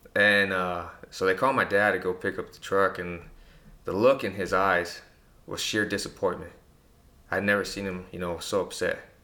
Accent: Presidio, Texas, United States; I'm from Presidio.

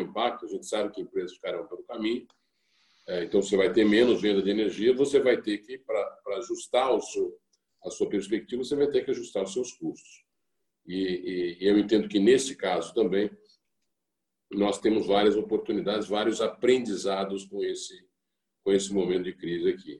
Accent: Brazil; enquanto brasileiros

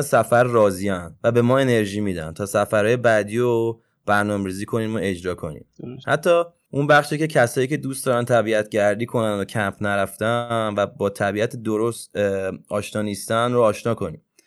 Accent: Tehran, Tehran Province, Iran; اهل تهرانم

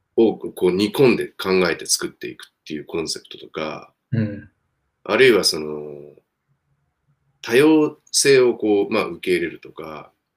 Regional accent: Japan; ピュアな日本人は私含めて3人しかいなくて

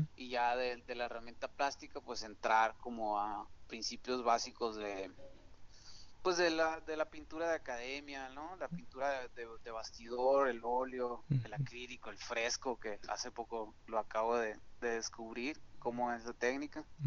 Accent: Hermosillo, Sonora, Mexico; soy originario de aquí de, Hermosillo, Sonora

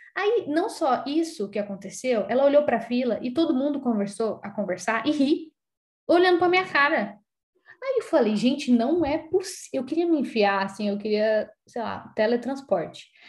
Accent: São Paulo, Brazil; moved away; Eu não sou paulista de São Paulo, né? Eu sou paulistana

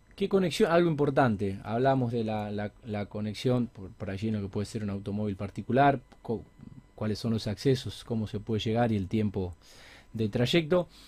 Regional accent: Alcorta, Santa Fe, Argentina; moved away; yo que soy, soy de pueblo, algo que disfruto mucho cuando voy a, cuando voy a mi pueblo, que es Alcorta

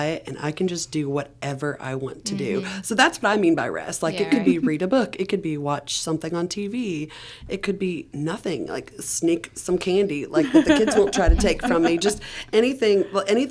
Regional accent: Cleveland, Tennessee, United States; accent: Tennessee; I grew up in Cleveland, Tennessee, which is north of Chattanooga.

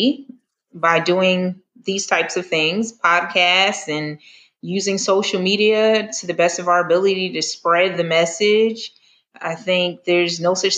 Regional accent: the North, United States; now in the South, United States; I'm originally from the North

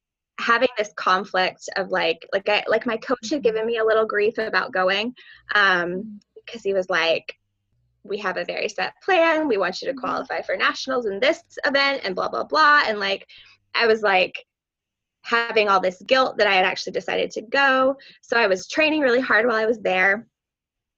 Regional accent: New Hampshire, United States; I'm from New Hampshire

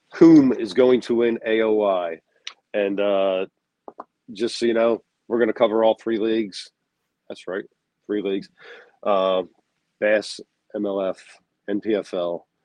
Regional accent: United States; I'm American

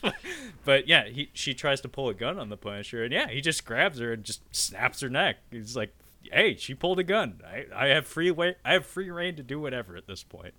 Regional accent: Pacific Northwest, United States; us Pacific Northwesterners

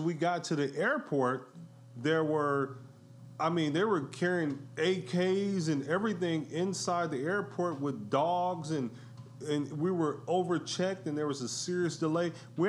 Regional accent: Detroit, Michigan, United States; now in California, United States; I'm originally from Detroit

